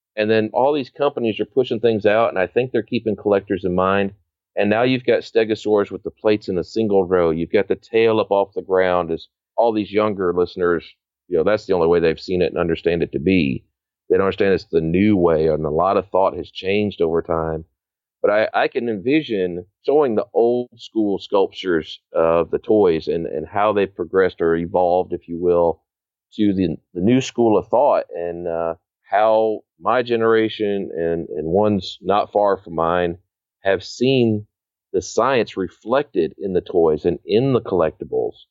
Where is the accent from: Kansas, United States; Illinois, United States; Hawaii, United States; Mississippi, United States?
Illinois, United States; Northern; growing up in Northern Illinois